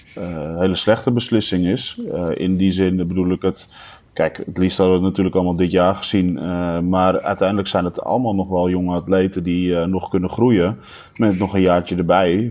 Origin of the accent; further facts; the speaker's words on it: Almere, Flevoland, Netherlands; ik ben vanaf mijn eh, eh, jongste jeugd opgegroeid in Almere.